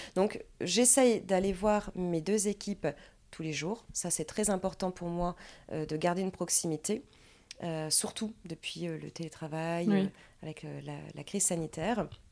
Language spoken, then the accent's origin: French; Dunkirk, Hauts-de-France, France; also born or lived in Lille; je viens de Dunkerque. Je suis née à Dunkerque